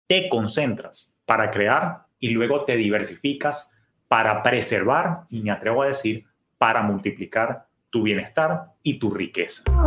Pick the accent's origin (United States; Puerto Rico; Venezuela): Venezuela; mi papá, que era oriundo del oriente, de mi país natal, Venezuela, de Maturín